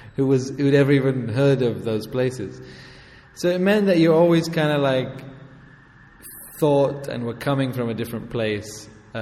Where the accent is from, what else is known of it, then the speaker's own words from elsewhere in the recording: Amman, Amman Governorate, Jordan; also born or lived in England; Yeah, exactly. So I grew up in Amman, first of all, and then in England.